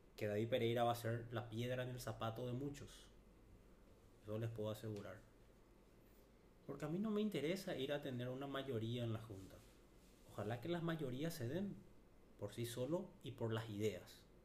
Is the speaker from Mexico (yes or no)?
no; Paraguay; nuestra ciudad, para nuestro Paraguay